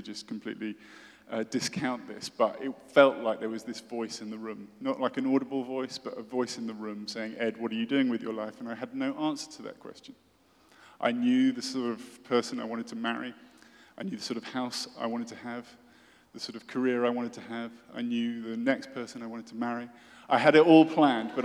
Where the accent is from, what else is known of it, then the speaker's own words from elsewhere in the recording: United Kingdom; I'm British, as you may guess, and I went to a British boarding school